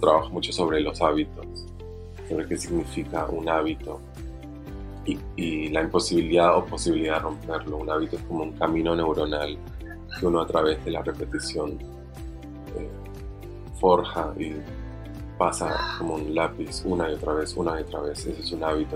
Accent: Bogotá, Colombia; now in Argentina; no soy argentino, nací en Bogotá, Colombia y vivo en Argentina hace 22 años.

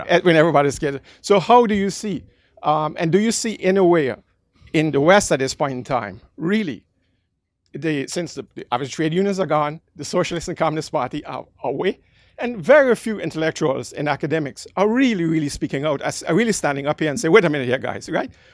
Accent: Netherlands; moved away; also born or lived in Caribbean; I'm from the Caribbean, grew up in the Netherlands

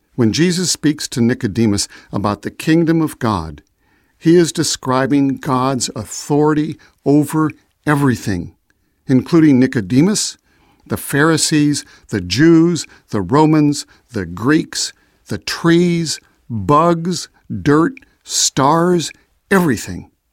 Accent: Chicago, Illinois, United States; I was born in Chicago

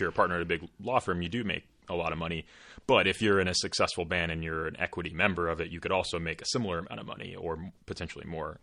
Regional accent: Portland, Oregon, United States; moved away as an adult; also born or lived in Eastern Washington; I grew up in Portland, like I mentioned earlier, and went to college in Eastern Washington

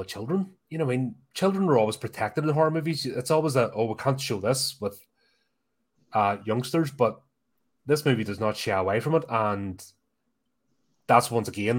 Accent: Belfast, Northern Ireland, United Kingdom; growing up in Belfast, it was mad.

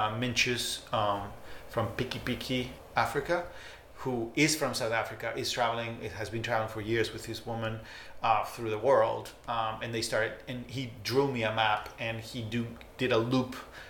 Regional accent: Spain; also born or lived in Barcelona / Argentina; I was born in Spain, but I'm, you know, I'm Argentinian more than I'm Spanish

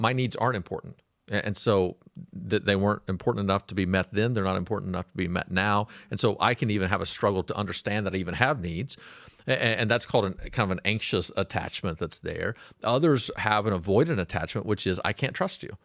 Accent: Fort Smith, Arkansas, United States; now in Auburn, California, United States; I was born in Fort Smith, Arkansas

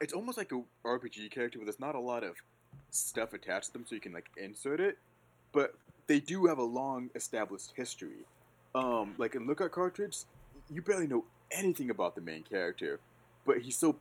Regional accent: Southern California, United States; born or raised there

